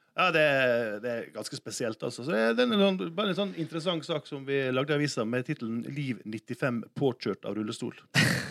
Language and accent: Norwegian; Sunnmøre, Møre og Romsdal, Norway; jeg er jo sunnmøring, og sunnmøringer elsker jo å spare penger